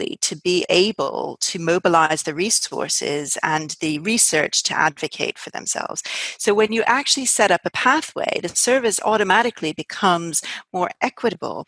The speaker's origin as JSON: {"language": "English", "country": "United States", "moved": "yes", "lives_now": "United Kingdom", "said": "I'm actually American"}